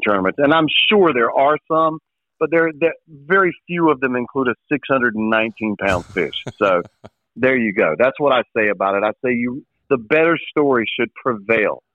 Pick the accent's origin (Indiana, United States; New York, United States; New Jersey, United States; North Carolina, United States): North Carolina, United States; Vanceboro; I am from Vanceboro, where outdoors stuff is